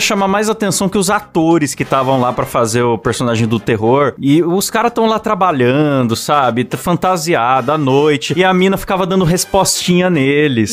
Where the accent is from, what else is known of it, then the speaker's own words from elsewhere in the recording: Bauru, São Paulo, Brazil; Eu sou de Bauru